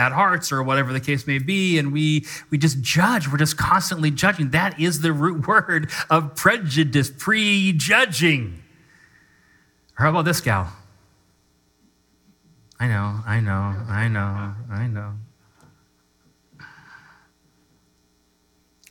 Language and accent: English; United States; I'm an American